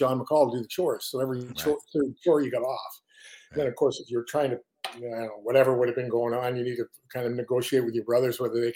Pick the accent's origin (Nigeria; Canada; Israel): Canada; Lindsay, Ontario; moved away as an adult; also born or lived in Kitchener, Ontario; now in Connecticut, United States; So Lindsay, Ontario is really where I grew up